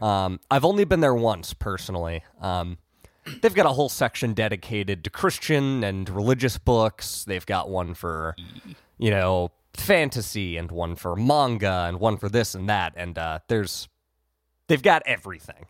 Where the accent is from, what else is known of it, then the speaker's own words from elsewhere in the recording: Ohio, United States; I grew up in Ohio